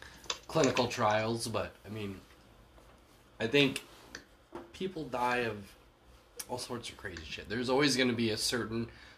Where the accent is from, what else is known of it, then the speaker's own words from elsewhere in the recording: Australia; I'm from Australia.